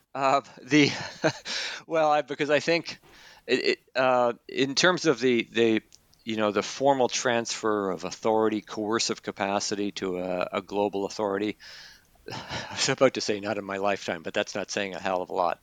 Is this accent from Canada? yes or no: yes; Canada; moved away; I'm originally from Canada